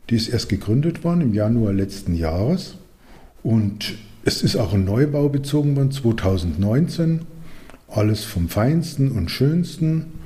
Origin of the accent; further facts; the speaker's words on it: Munich, Bavaria, Germany; ich komme ja eigentlich aus München und hier bin ich jetzt in Unterfranken und das sind doch 300 Kilometer dazwischen